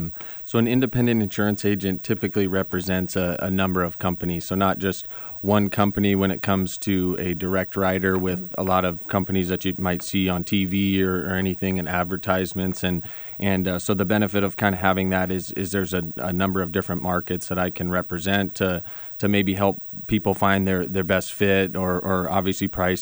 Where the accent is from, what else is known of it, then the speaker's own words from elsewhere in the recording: Phoenix, Arizona, United States; Sure. So I grew up in Phoenix.